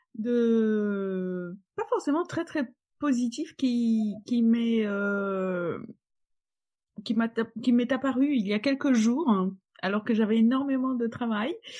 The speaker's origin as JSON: {"language": "French", "country": "Poland", "second_language": "French", "moved": "as an adult", "lives_now": "Paris, France", "said": "je suis polonaise et, et j'ai donc mes racines là-bas"}